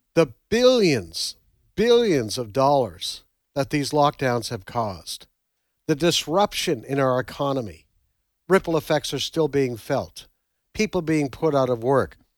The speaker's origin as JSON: {"language": "English", "region": "Nova Scotia", "country": "Canada", "moved": "yes", "lives_now": "United States", "said": "I come from Nova Scotia originally"}